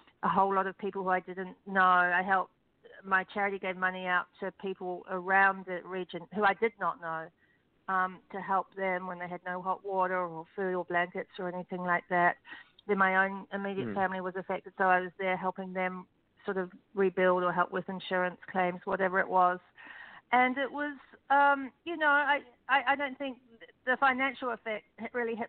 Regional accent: Christchurch, Canterbury, New Zealand; moved away as an adult; now in Los Angeles, United States; My hometown was destroyed by earthquakes, Christchurch, New Zealand, in 2012

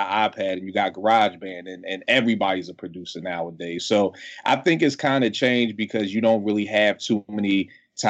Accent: Philadelphia, Pennsylvania, United States; I was in West Philly. I'm from Philly.

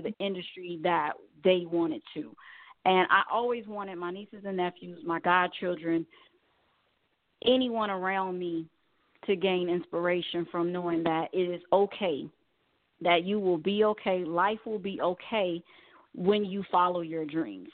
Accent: Chicago, Illinois, United States; growing up in Chicago

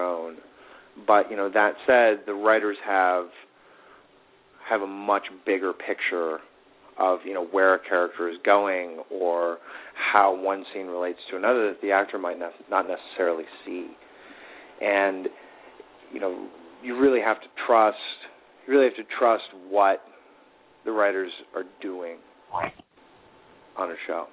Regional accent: Chicago, Illinois, United States; now in Los Angeles, United States; I'm from Chicago

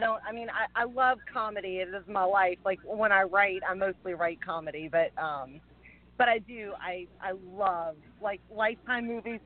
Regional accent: Louisiana, United States; accent: twang; moved away as an adult; now in California, United States; I'm from Louisiana originally

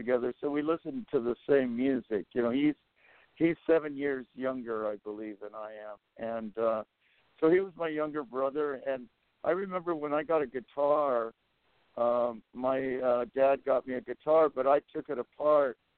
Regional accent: San Antonio, Texas, United States; when I was a kid growing up in San Antonio

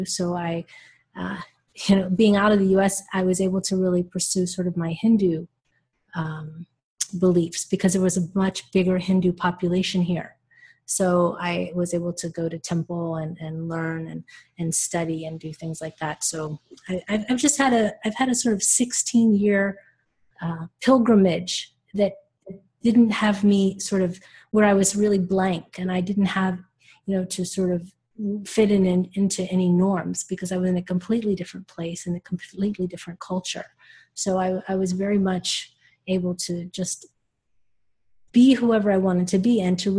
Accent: United States; moved away as an adult; now in Netherlands; I'm an American woman who lives actually in the Netherlands

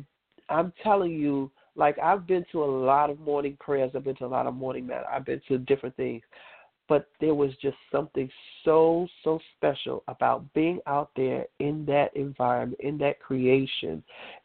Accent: New York City, New York, United States; I grew up on the beach. I grew up on Rockaway Beach

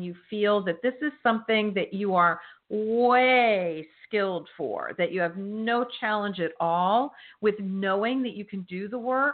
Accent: New Jersey, United States; moved away; My home state

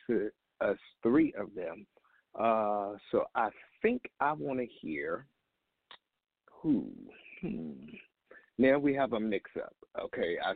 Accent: Virginia, United States; moved away; I'm from the 757

